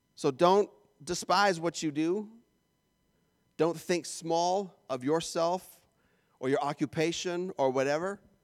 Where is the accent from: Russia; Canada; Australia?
Canada; moved away; I'm Canadian